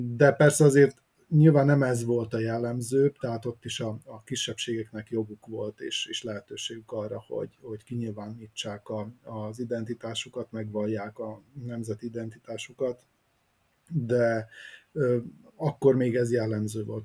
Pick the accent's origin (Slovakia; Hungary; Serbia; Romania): Serbia; Vojvodina; mi meg a vajdasági magyarok vagyunk